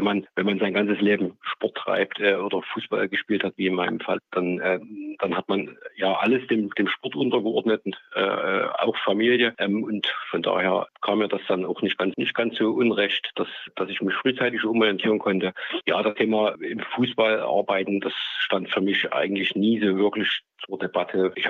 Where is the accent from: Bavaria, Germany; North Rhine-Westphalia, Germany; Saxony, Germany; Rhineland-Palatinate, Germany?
Saxony, Germany; Grimma; born there; also ich bin geboren in Grimma, gebürtiger Grimma, bin da auch heute wieder äh, wohnhaft.